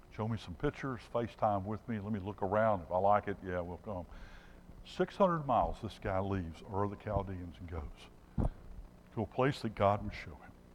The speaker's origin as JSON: {"language": "English", "region": "Alabama", "country": "United States", "said": "I'm from Alabama"}